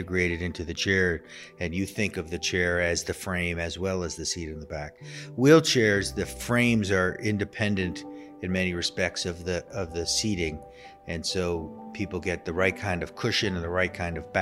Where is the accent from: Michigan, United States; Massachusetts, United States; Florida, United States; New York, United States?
Massachusetts, United States; outside of Boston; moved away; also born or lived in Philadelphia; I grew up outside of Boston